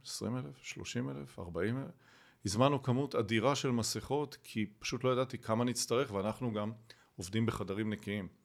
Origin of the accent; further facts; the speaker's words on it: Rehovot, Central District, Israel; גדלתי ברחובות